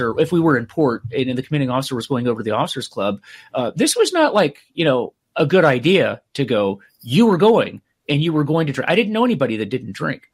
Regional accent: Clearwater, Florida, United States; Clearwater, Florida, which is where I grew up

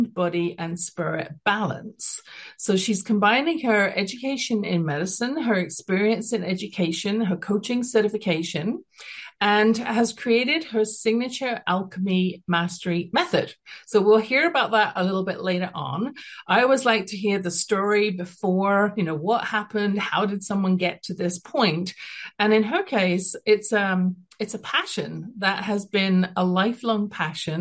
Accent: United Kingdom; accent: British; now in Calgary, Canada; I have a British accent, I'm at the base of the Rocky Mountains, living here for the last, almost 40 years

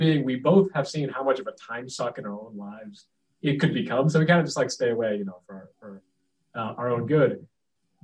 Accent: Cape Cod, Massachusetts, United States; now in Connecticut, United States; I was born and raised in Cape Cod, Massachusetts

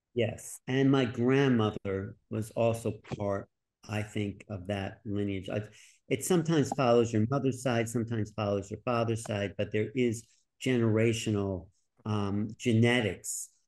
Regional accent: New York, United States; I was from New York

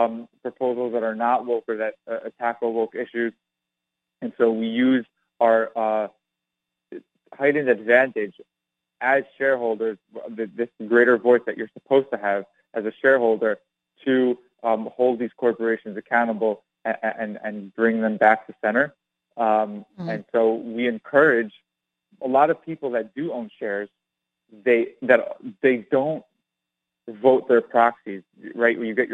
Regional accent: New York, United States; Well, I grew up in New York, so it just kind of was foisted upon me.

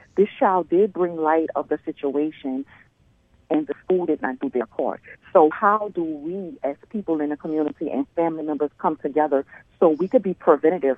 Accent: New Orleans, Louisiana, United States; I grew up in New Orleans with my grandparents

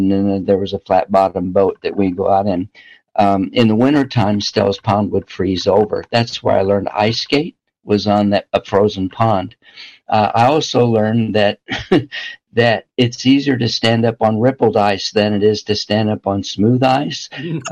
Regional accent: Southern Illinois, United States; I grew up in Southern Illinois

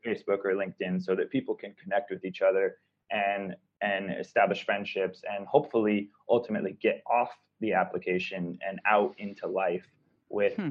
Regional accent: Seattle, Washington, United States; I grew up in America. I grew up in Seattle, Washington

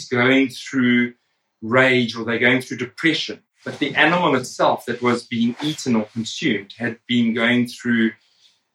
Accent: South Africa; I grew up in South Africa.

